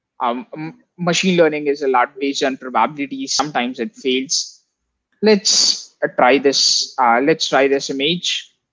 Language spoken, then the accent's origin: English; India; I come from India